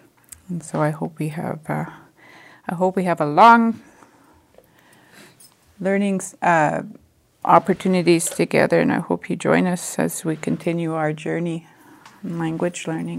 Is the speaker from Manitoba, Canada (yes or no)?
yes; Winnipeg, Manitoba, Canada; I'm from Winnipeg.